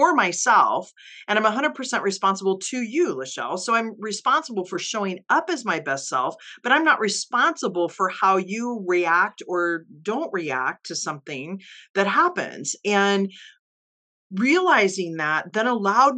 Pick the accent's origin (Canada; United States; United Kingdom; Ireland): United States; Midwest; also born or lived in Kansas City; I grew up in the Midwest too, and lived in Kansas City for years.